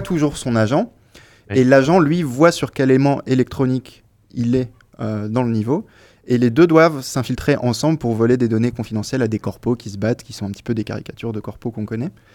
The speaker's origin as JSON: {"language": "French", "area": "Nord", "region": "Hauts-de-France", "country": "France", "moved": "yes", "said": "je suis du Nord à la base"}